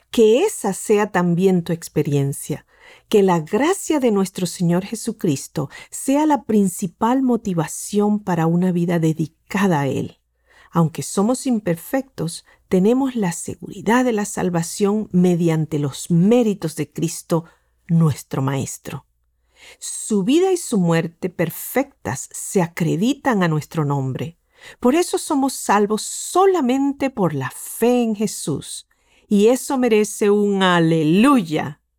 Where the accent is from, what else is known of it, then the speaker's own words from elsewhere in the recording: Argentina; born there; El doctor Gustavo Squarson y yo nacimos en la Argentina.